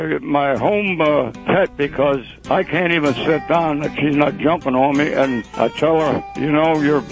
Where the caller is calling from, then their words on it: Lenhartsville, Pennsylvania, United States; The Chrisman's Lake in Lenhartsville.